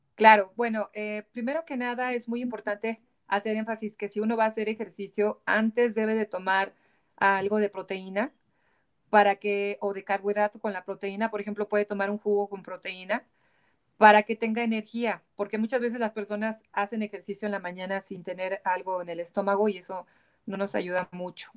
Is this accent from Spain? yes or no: no; Mexico; como mexicana